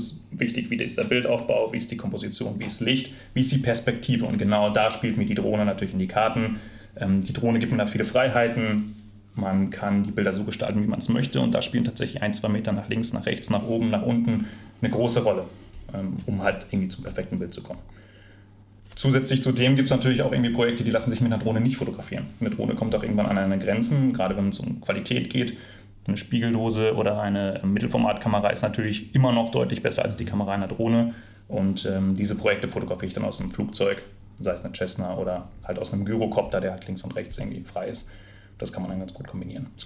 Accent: Recklinghausen, North Rhine-Westphalia, Germany; Ich bin im Ruhrgebiet groß geworden, in Recklinghausen aufgewachsen und meine Eltern sind damals mit und oft zum Flughafen nach Düsseldorf gefahren, auf die Besucherterrasse.

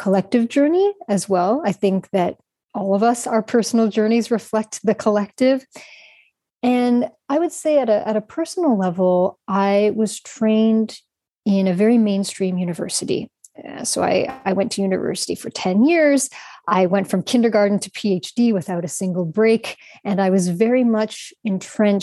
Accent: Canada; moved away as an adult; now in Prague, Czech Republic; So I'm Canadian, but I currently live in Prague. I've lived here for around 6 years.

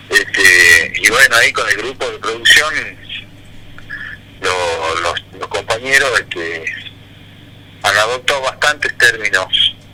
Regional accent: Tucumán, Argentina; yo me siento recontra tucumano, digamos, no, no, todo lo que hago lo pienso como

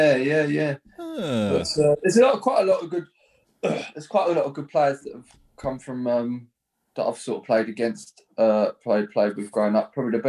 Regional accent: Brentwood, East of England, United Kingdom; moved away as an adult; now in Ongar, United Kingdom; I'm obviously from Brentwood and my missus is from Epping.

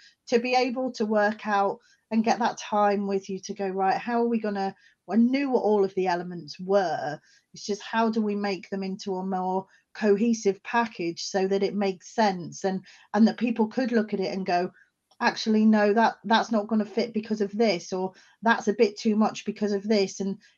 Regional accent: England, United Kingdom; also born or lived in Scotland; now in South Wales, United Kingdom; I'm not from South Wales originally, but I have also lived, I'm from England originally, and I've also lived in Scotland. So I've lived in many different areas around the UK.

